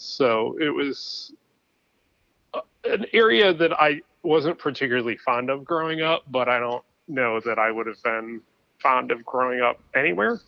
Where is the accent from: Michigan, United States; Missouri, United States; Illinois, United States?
Michigan, United States; Ypsilanti; also born or lived in Brooklyn, New York; now in New Jersey, United States; I grew up uh, in a town called Ypsilanti, Michigan